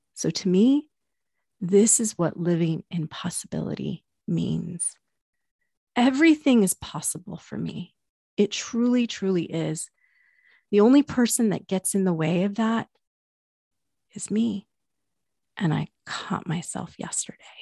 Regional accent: Pacific Northwest, United States; I'm from the Pacific Northwest

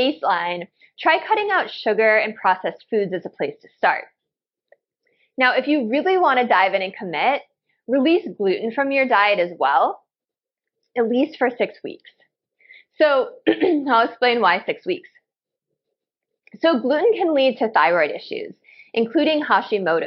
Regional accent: Chicago, Illinois, United States; I grew up in Chicago

